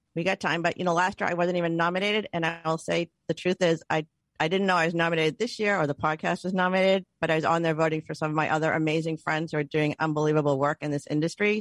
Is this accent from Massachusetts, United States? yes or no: yes; Boston, Massachusetts, United States; we're really from Boston